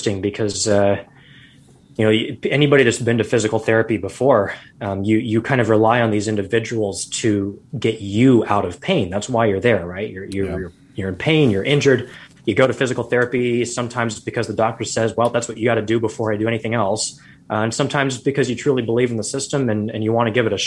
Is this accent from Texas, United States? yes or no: no; Arizona, United States; moved away as an adult; now in Seattle, United States; I grew up in Arizona, got my doctorate degree in Arizona